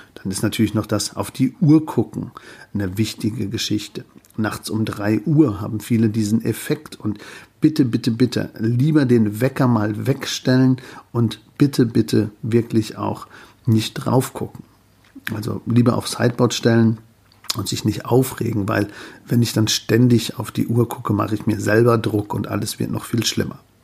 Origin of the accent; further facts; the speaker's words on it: Germany; bei uns in Deutschland